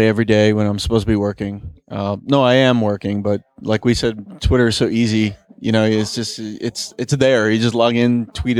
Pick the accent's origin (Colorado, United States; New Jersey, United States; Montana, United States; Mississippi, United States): New Jersey, United States; Elmwood Park; There's a flea market very close to my house where I grew up in Elmwood Park, New Jersey. Lovely Elmwood Park. Shout out to my hometown.